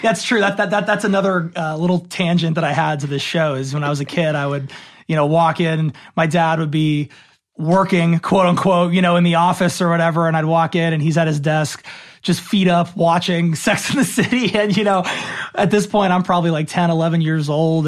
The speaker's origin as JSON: {"language": "English", "town": "Los Angeles", "region": "California", "country": "United States", "tie": "born or raised there", "said": "born and raised in Los Angeles"}